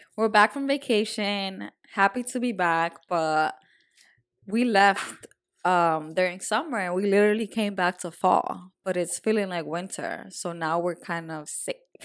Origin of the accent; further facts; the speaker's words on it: Dominican Republic; moved away; I was raised in Dominican Republic